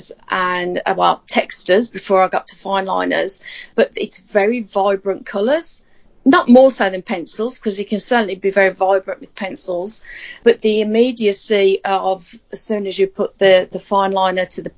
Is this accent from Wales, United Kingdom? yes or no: no; Birmingham, West Midlands, United Kingdom; accent: Birmingham; moved away as an adult; now in Australia; I was originally from Birmingham in the UK. And those English people listening to this would be able to tell the Birmingham accent, because you'd never get rid of it